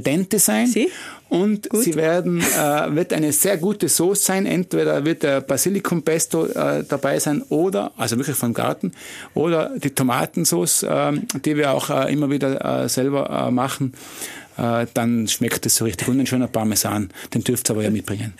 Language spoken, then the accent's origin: German; Tyrol, Austria; was sind wir Tiroler? Wir sind schon bodenständig